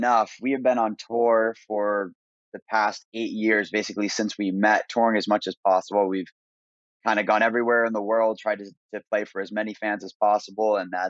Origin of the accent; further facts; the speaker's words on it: Maine, United States; I grew up in Maine. Maine's a beautiful place, and I'm thankful to be from there.